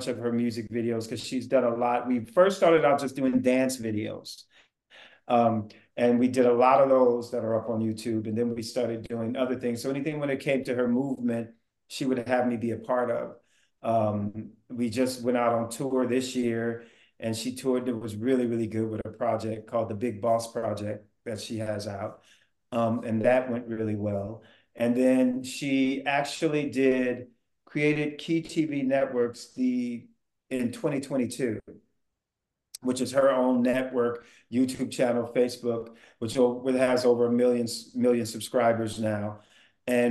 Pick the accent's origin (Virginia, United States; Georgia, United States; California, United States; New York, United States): California, United States; the Bay Area; I am from the Bay